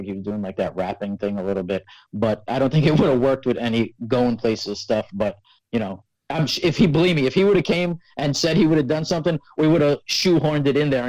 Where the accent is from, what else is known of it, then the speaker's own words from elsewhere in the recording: New York City, New York, United States; we're from Staten Island, New York